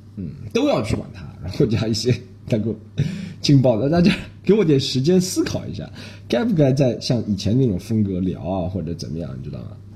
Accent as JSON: {"language": "Chinese", "country": "China", "said": "我们中国人觉得啊，被宰了是吧"}